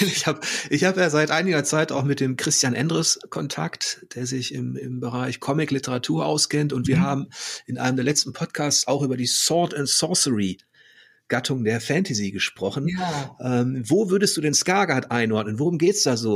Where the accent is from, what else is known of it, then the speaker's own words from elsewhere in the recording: North Rhine-Westphalia, Germany; Ich, ich komme da so aus der Ecke.